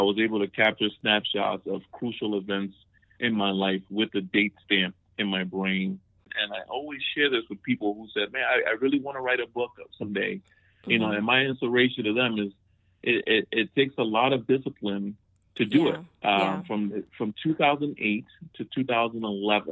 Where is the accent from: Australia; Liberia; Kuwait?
Liberia; Monrovia, Montserrado; moved away; I grew up in Monrovia, Liberia, one of the most wonderful places in the world.